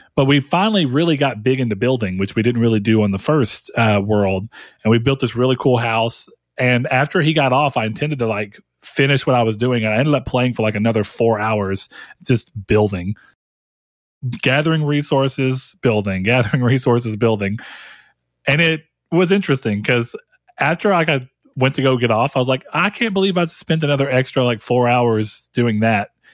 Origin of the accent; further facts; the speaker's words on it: the South, United States; I'm from the South